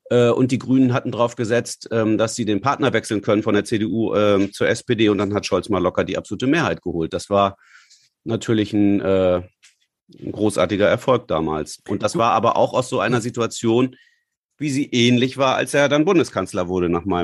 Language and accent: German; Hamburg, Germany; als Hamburger müssen wir doch auch und wir können uns so gut darstellen